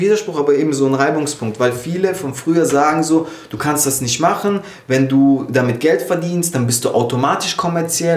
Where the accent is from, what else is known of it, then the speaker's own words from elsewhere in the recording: Lörrach, Baden-Württemberg, Germany; moved away; ich komme aus Lörrach eben ursprünglich, das ist direkt bei Basel an der Schweizer Grenze